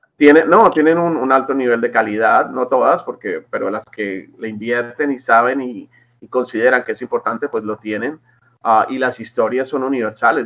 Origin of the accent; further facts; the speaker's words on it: Colombia; now in Los Angeles, United States; soy colombiano